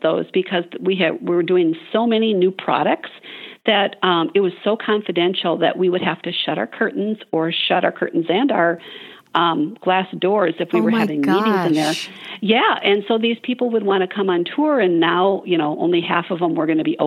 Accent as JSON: {"language": "English", "region": "Midwest", "country": "United States", "said": "I'm from the Midwest"}